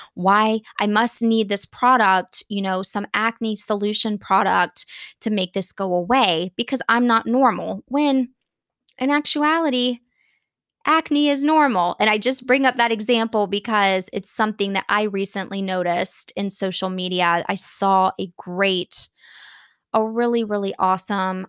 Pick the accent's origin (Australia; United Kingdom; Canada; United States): United States; Florida; I grew up in Florida